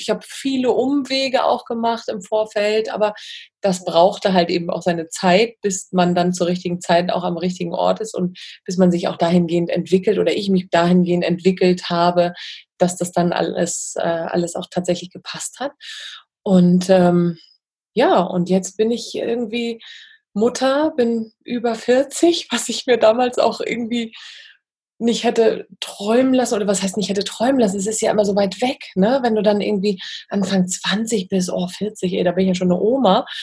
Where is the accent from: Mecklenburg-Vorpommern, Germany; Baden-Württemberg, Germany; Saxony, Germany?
Mecklenburg-Vorpommern, Germany; Wismar; bin ja in, in Wismar aufgewachsen